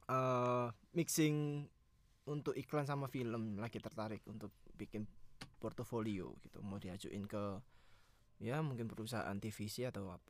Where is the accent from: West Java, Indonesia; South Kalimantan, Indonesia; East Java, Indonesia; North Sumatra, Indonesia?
East Java, Indonesia; Surabaya; now in Jakarta, Indonesia; aku merantau, merantau dari Surabaya ke Jakarta